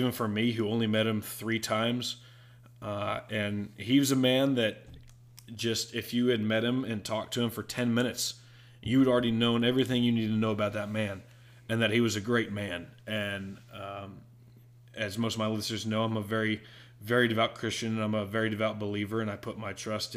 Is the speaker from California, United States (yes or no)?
no; Aledo, Texas, United States; my hometown of Aledo, Texas